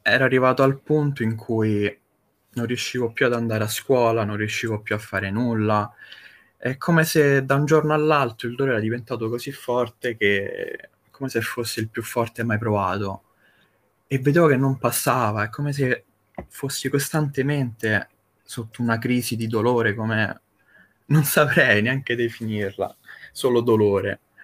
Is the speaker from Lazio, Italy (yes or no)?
yes; Rome, Lazio, Italy; io sono un ragazzo semplice di 25 anni e vengo da Roma